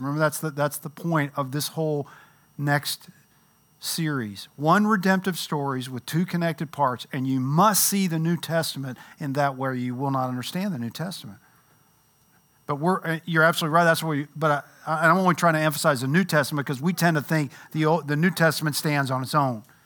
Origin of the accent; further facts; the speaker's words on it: Louisville, Kentucky, United States; moved away; I grew up in Louisville